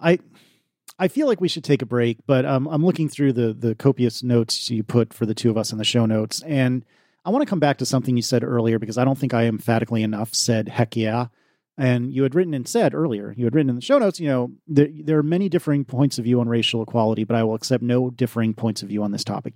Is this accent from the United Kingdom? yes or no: no; United States; As an American